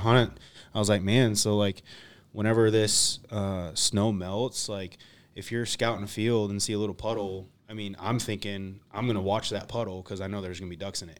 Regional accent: Western Washington, United States; also born or lived in Michigan; now in Lansing, United States; I grew up in, in, started duck hunting in Washington

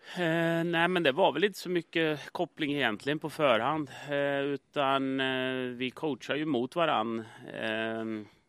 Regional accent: Sweden; moved away as an adult; jag kommer som nobody från Sverige

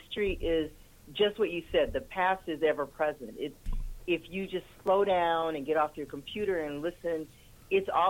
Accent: Detroit, Michigan, United States; moved away; I'm originally from Detroit

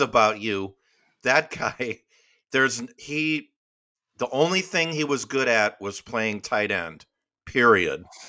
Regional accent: Midwest, United States; now in the South, United States; we, we grew up in the Midwest.

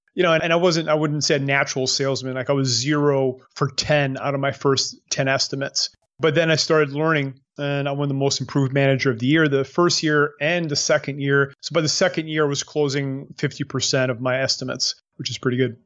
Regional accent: New Brunswick, Canada; moved away as an adult; now in Panama; I'm from New Brunswick

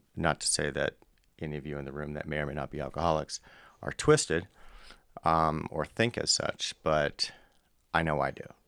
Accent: Southern California, United States; I'm from Southern California born in the 70s

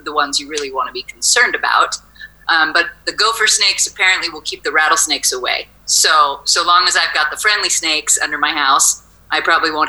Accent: Los Osos, California, United States; also born or lived in Morro Bay / Paso Robles / Atascadero / Nipomo; now in Creston, United States; I grew up in Los Osos.

